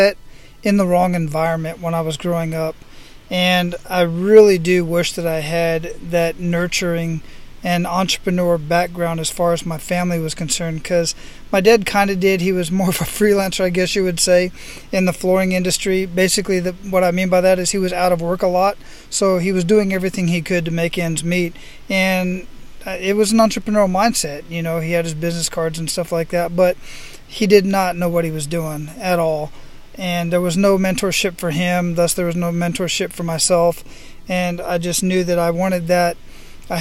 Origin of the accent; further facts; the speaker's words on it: Phoenix, Arizona, United States; moved away as an adult; I was born and raised in Phoenix, Arizona, and stayed there till I was 20.